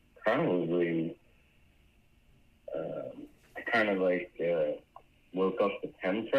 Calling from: Florida, United States

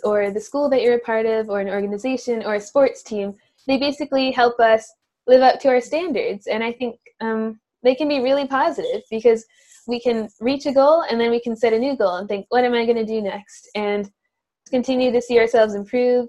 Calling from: New Rochelle, New York, United States; I'm calling in from New Rochelle, New York, where I live with my family

